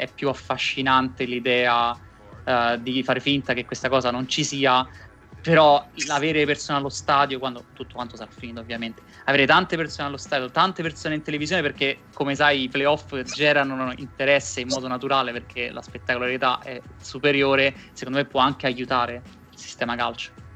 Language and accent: Italian; Rome, Lazio, Italy; noi che siamo entrambi di Roma